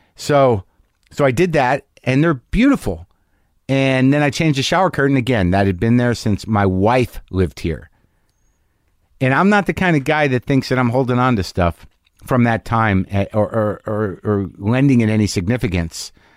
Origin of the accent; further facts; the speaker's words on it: New Mexico, United States; also born or lived in New Jersey / New York; now in Los Angeles, United States; I grew up in New Mexico, originally